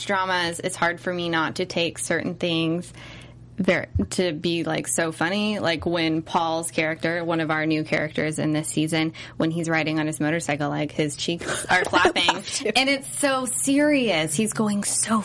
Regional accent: California, United States; I'm from California

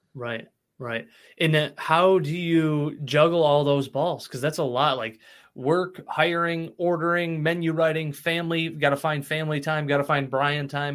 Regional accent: Cicero, New York, United States; I grew up in Cicero, so like Spira's was was prime choice when I was younger

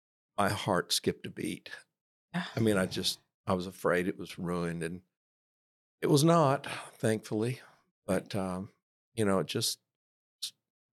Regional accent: Marlin, Texas, United States; also born or lived in New Mexico; No, I'm originally from Marlin, but I worked for 13 and a half years in New Mexico.

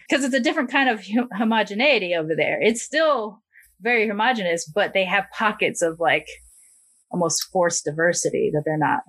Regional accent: United States; as an American

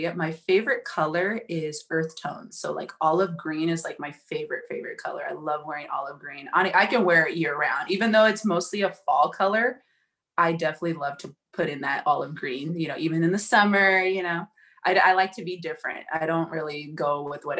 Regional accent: Oakland, California, United States; I grew up in the Bay Area, San Francisco Bay Area. I'm from Oakland, California, born and raised.

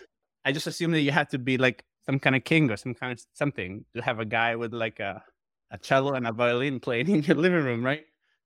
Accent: Italy; moved away; when I came from Italy, like 12 years ago, like the only way to keep in touch with friends was emails.

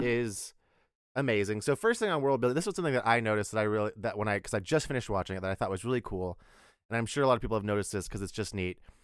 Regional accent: Texas, United States; we're both from Texas

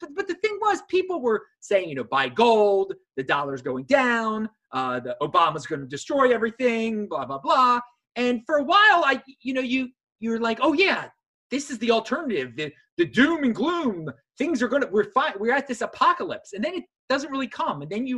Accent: Baltimore, Maryland, United States; I'm from Baltimore, Maryland, originally

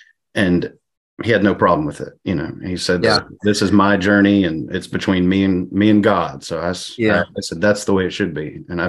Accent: Pennsylvania, United States; I grew up in Pennsylvania, so I'm okay.

